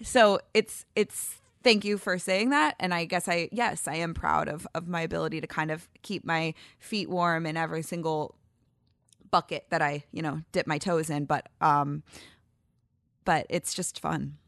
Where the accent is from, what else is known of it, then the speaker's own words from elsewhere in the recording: St. Louis, Missouri, United States; also born or lived in Ann Arbor, Michigan; Then we moved back to Saint Louis